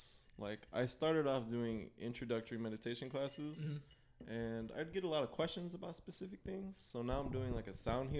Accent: Chicago, Illinois, United States; I grew up in Chicago

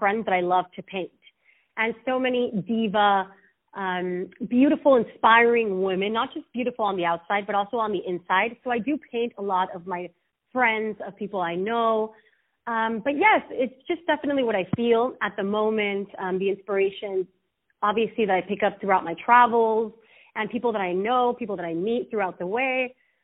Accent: Los Mochis, Sinaloa, Mexico; I'm from Los Mochis, Sinaloa.

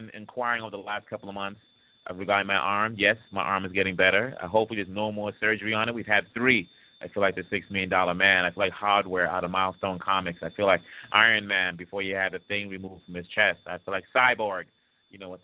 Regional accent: DR Congo; moved away; also born or lived in Miami, United States; back home of the old country, DRC Congo

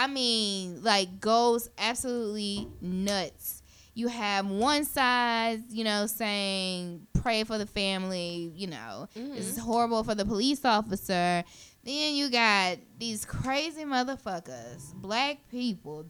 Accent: Shreveport, Louisiana, United States; I'm from Shreveport, Louisiana

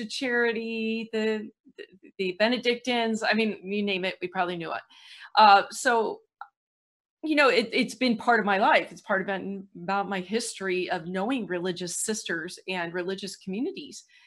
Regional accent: St. Louis, Missouri, United States; I'm from Saint Louis.

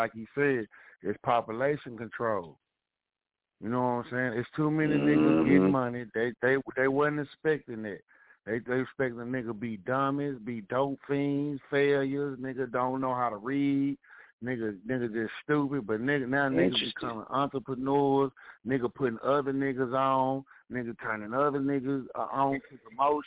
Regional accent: Dallas, Texas, United States; I grew up in Dallas.

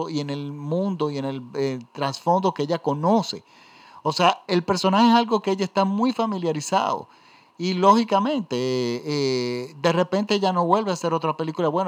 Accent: Venezuela; simboliza en Venezuela, a los venezolanos. Miren, en mi país hay una zona de la ciudad que se llama Gascoy.

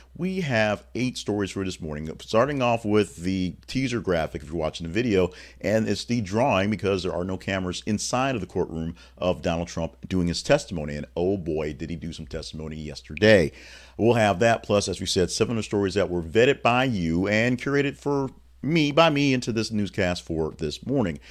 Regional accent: Louisiana, United States; me growing up in Louisiana

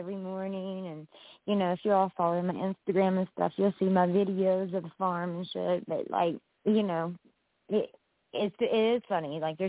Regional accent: West Virginia, United States; I'm from West Virginia. I'm not Southern like Savannah, Georgia.

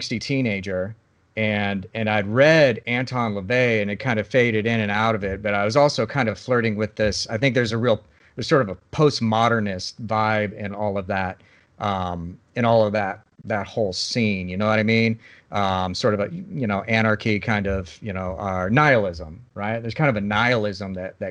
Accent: Lincoln, Nebraska, United States; I grew up in Lincoln, Nebraska, like a cold place in the middle of nowhere

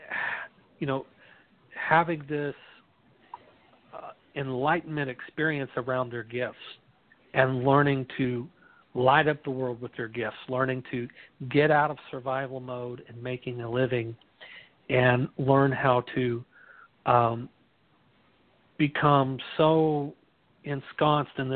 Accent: Midwest, United States; I'm from the Midwest where, you know, corn and wheat's kind of staple of the diet

